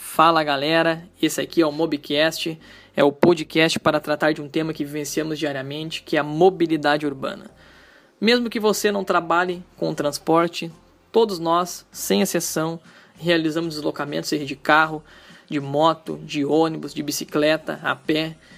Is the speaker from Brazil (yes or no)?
yes; Gravataí, Rio Grande do Sul, Brazil; eu sou de Gravataí, uma cidade que fica localizada aqui na região metropolitana do Rio Grande do Sul